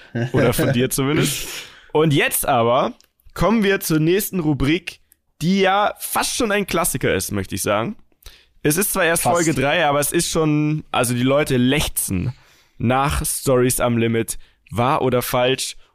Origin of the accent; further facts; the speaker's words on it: Munich, Bavaria, Germany; bei uns in München